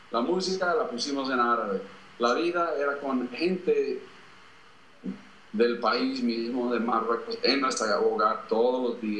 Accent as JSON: {"language": "Spanish", "region": "Bogotá", "country": "Colombia", "tie": "born or raised there", "said": "en el año 1968 mis padres ah, fueron en un barco a Colombia y yo fui con ellos y crecí allá en Bogotá"}